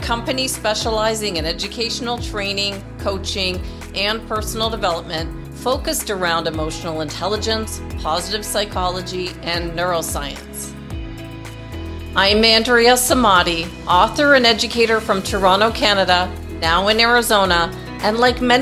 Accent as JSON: {"language": "English", "town": "Worthing", "region": "South East England", "country": "United Kingdom", "tie": "born or raised there", "moved": "yes", "said": "I was born in Worthing, Sussex"}